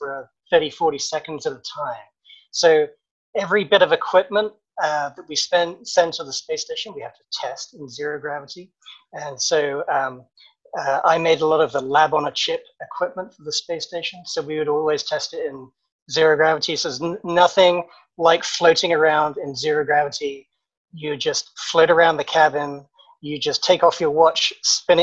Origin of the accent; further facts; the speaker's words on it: England, United Kingdom; moved away as an adult; also born or lived in London; now in Durham, North Carolina, United States; I grew up in England, as you can maybe guess from my accent.